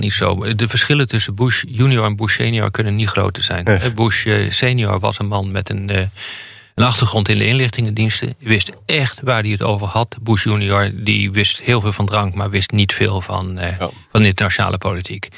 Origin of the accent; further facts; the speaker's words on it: Netherlands; ik ben Nederlander